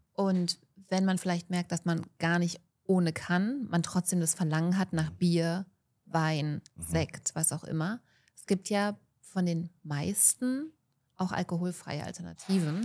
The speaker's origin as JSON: {"language": "German", "country": "Germany", "said": "bei uns in Deutschland"}